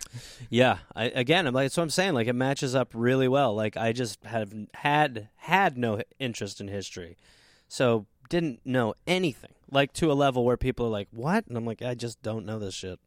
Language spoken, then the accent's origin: English; Brown Deer, Wisconsin, United States; moved away; I say I'm from Milwaukee